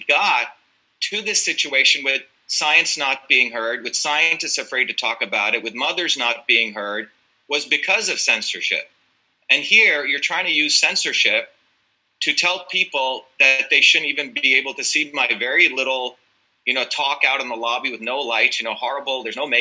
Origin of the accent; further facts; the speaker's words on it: Massachusetts, United States; I am from Massachusetts